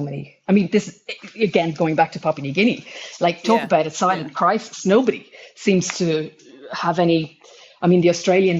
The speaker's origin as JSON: {"language": "English", "country": "Ireland", "said": "as an Irish person"}